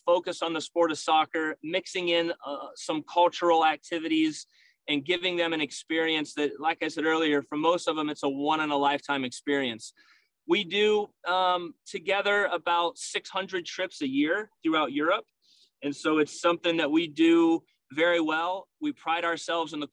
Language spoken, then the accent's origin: English; Bluffton, Ohio, United States; I grew up in Northwest Ohio, in Bluffton, Ohio, a small, proud town of about 3,000